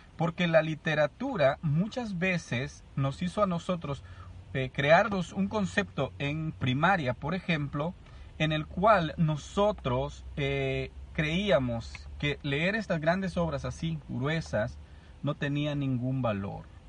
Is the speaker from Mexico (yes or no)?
no; El Salvador; yo vengo del Salvador